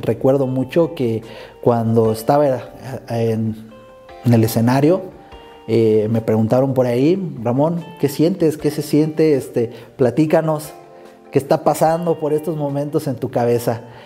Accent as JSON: {"language": "Spanish", "town": "Morelia", "region": "Michoacán", "country": "Mexico", "tie": "born or raised there", "said": "Soy originario de Morelia, Michoacán"}